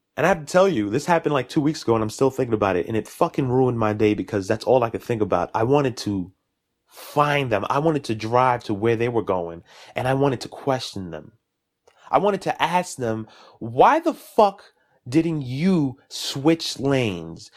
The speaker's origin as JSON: {"language": "English", "town": "New York City", "region": "New York", "country": "United States", "tie": "born or raised there", "also_born_or_lived": "Jamaica, Queens", "said": "Born and raised in Brooklyn, East New York"}